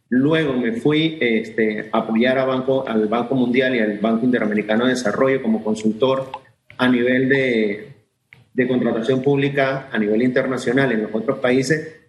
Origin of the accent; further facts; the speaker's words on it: Panama; nosotros como ciudadanos, como panameños